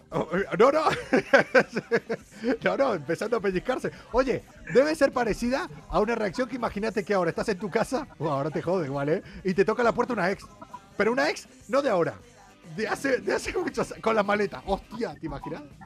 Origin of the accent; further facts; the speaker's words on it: Mendoza, Argentina; moved away; yo soy de allá de casi al lado, de allá de Mendoza